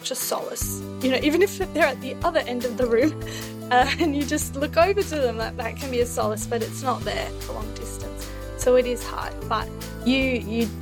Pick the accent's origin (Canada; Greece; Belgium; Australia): Australia; accent: Australian; moved away as an adult; now in Coimbra, Portugal; I am Australian, but I have moved to Europe. So I'm currently living in Portugal